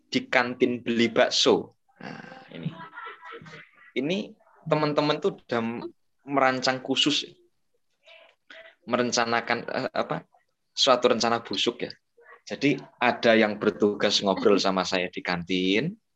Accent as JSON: {"language": "Indonesian", "town": "Banyuwangi", "region": "East Java", "country": "Indonesia", "said": "Oke perkenalkan teman-teman … Saya dari Jawa Timur ya. Dari Banyuwangi tepatnya."}